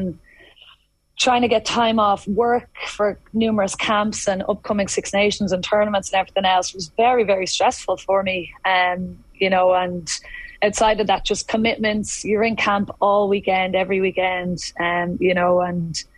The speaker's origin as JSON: {"language": "English", "town": "Dublin", "region": "Leinster", "country": "Ireland", "said": "I'm from Dublin"}